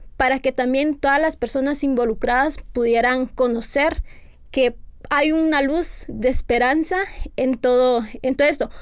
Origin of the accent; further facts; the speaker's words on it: Guatemala; las personas que somos ciudadanas guatemaltecas